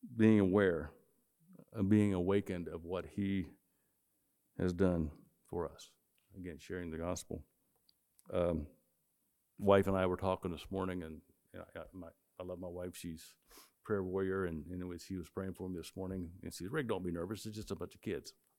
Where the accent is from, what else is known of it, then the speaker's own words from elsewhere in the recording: West Virginia, United States; moved away; I grew up in West Virginia